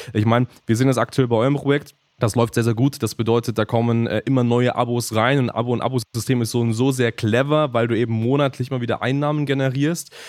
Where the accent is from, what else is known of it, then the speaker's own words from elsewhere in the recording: Germany; man als Deutsche